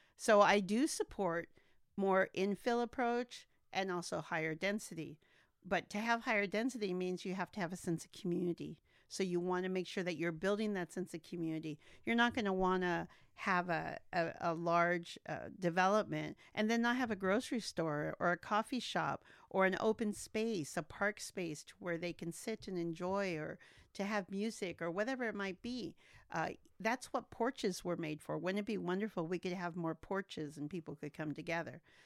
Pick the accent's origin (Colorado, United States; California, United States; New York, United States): California, United States; Santa Maria; also born or lived in McAllen, Texas; my daddy brought me here when I was 18 months old. So I am nearly native to Santa Maria